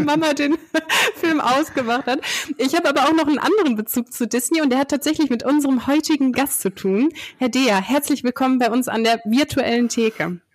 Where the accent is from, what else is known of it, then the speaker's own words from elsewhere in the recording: Dinslaken, North Rhine-Westphalia, Germany; dass wir beide in Dienstlaken aufgewachsen sind